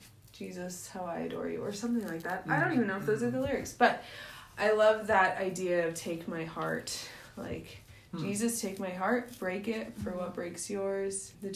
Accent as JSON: {"language": "English", "region": "California", "country": "United States", "said": "The whole state of California is the West Coast."}